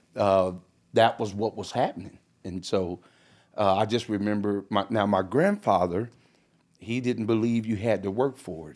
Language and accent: English; California, United States; moved away; originally I'm from California